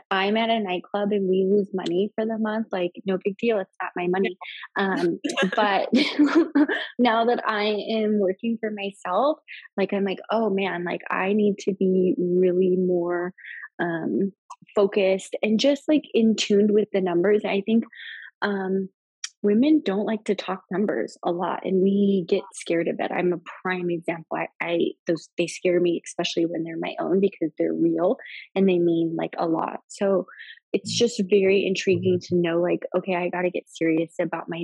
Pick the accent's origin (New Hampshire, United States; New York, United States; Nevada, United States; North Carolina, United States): Nevada, United States; Las Vegas; I'm from Vegas